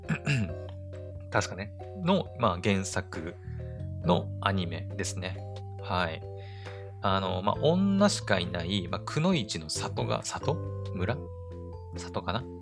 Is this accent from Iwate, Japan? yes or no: no; Aomori, Japan; 私自身がね、青森出身で、青森に住んでるから